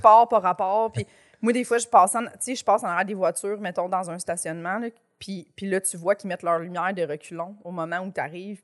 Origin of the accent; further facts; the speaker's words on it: Chambly, Quebec, Canada; Moi, je viens de Chambly